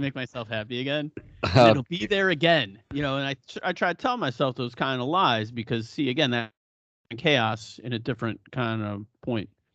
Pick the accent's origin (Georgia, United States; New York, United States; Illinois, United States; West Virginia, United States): New York, United States; Buffalo; moved away; also born or lived in Los Gatos; growing up in Buffalo, we had nothing but community